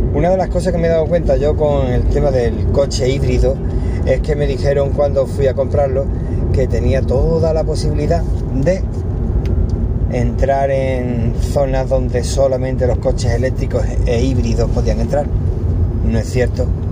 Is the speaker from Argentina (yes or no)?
no; Cádiz, Andalusia, Spain; now in Málaga, Spain; en mi tierra, en Cádiz, bueno, en mi tierra de nacimiento, porque ya llevo más tiempo en Málaga que en Cádiz